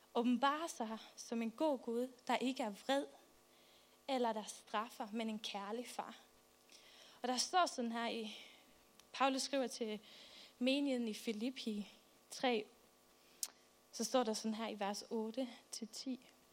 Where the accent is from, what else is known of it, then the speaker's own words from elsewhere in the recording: Faroe Islands; now in Albertslund, Denmark; Jeg kommer fra Færøerne